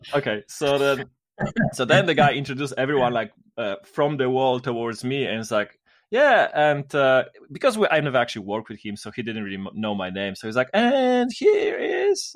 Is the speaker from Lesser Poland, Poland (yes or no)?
yes; Kraków, Lesser Poland, Poland; I'm from Poland, which is located in Central Europe, not Eastern Europe